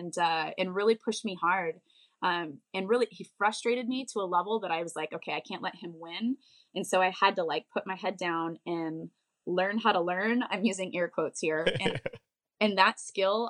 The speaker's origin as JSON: {"language": "English", "town": "Bozeman", "region": "Montana", "country": "United States", "tie": "born or raised there", "said": "I grew up in Bozeman, Montana."}